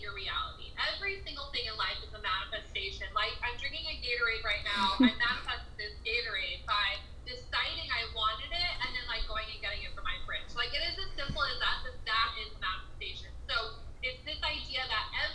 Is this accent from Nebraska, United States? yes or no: yes; Nebraska, United States; moved away as an adult; now in Los Angeles, United States; I live in LA, but I'm from Nebraska, which is super random. I moved to LA this year